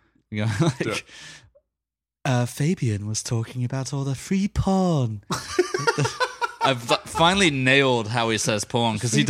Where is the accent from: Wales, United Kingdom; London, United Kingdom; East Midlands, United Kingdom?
London, United Kingdom; In my hometown of London?